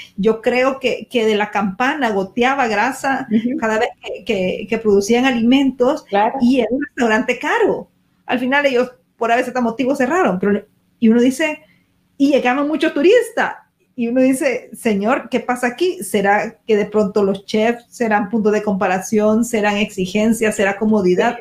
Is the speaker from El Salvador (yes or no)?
yes; El Salvador; nosotros que somos del Salvador